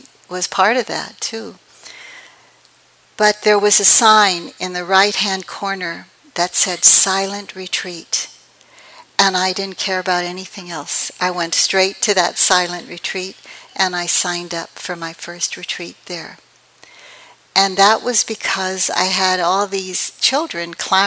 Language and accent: English; San Francisco, California, United States; also born or lived in East Palo Alto / Philippines; I was raised in San Francisco in the projects near the Cow Palace, and we finally got out of there and moved to East Palo Alto.